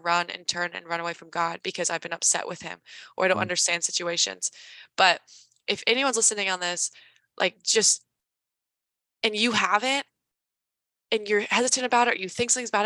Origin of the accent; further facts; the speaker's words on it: Carmel, Indiana, United States; moved away as an adult; also born or lived in Washington, D.C.; I grew up in Indiana. I've traveled, but I didn't really leave Indiana.